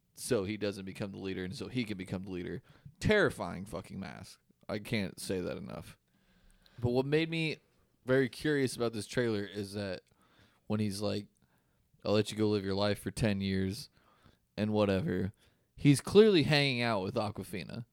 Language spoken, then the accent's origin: English; Des Moines, Iowa, United States; I'm fucking from Des Moines, Iowa.